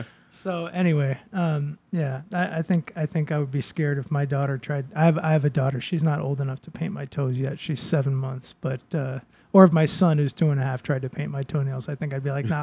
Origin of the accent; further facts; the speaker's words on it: Boston, Massachusetts, United States; I grew up in a very, I grew up basically in the Park Slope of Boston, like the most, actually I grew up in a very Dominican neighborhood